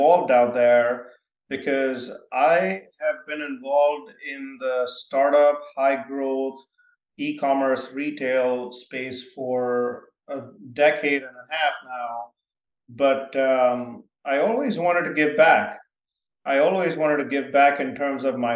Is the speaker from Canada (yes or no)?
no; Mumbai, Maharashtra, India; also born or lived in small town in India (boarding school); grew up in my first, about until I was 10, in a big city called Bombay, India